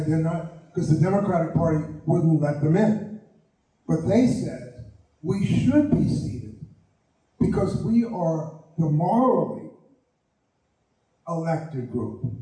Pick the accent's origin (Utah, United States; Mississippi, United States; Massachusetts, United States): Mississippi, United States; Hattiesburg; I come from Hattiesburg, Mississippi, and that's where I want to be seated.